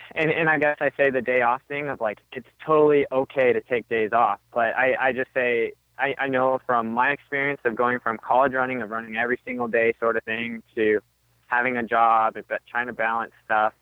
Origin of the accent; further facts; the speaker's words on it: Arizona, United States; I grew up in Arizona